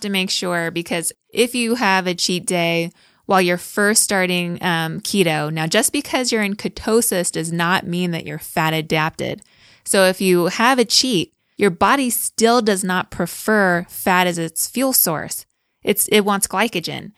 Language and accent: English; California, United States; moved away as an adult; also born or lived in New Jersey / Austin; now in Salt Lake City, United States; we're from California, and we've lived in New Jersey